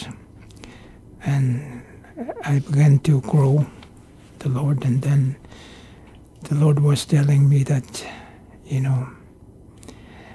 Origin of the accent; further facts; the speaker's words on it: Pohnpei, Micronesia; also born or lived in Pingelap / United States; I was born on Pinglap, 1957, July 1957. So I spent most of my time on Pohnpei. You know, we left Pinglap when I was very young.